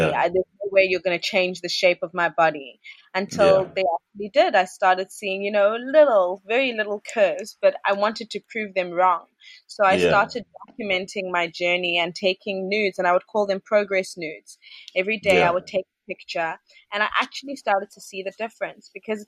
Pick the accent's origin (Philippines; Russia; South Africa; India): South Africa; moved away as an adult; now in Ghana; it's not the first time I've lived outside of South Africa